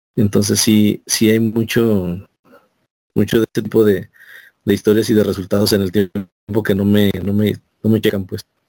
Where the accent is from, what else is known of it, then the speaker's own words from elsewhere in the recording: Mexico; nosotros como mexicanos